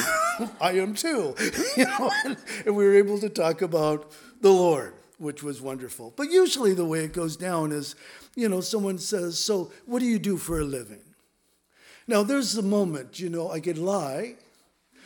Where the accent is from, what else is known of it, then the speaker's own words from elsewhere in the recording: Southern California, United States; also born or lived in Los Angeles / San Diego; I grew up in Southern California, and we lived in L.A., then we moved to San Diego